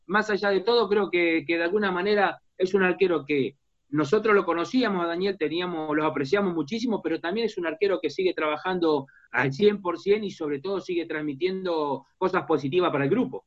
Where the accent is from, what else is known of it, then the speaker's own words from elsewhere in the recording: Argentina; nuestra realidad como argentino, como sudamericano